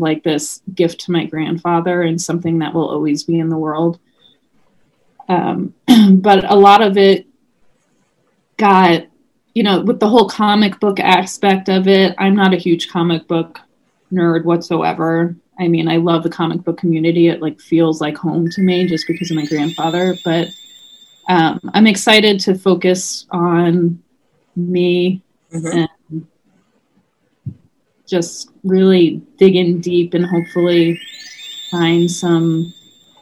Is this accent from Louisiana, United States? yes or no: no; New York, United States; growing up in New York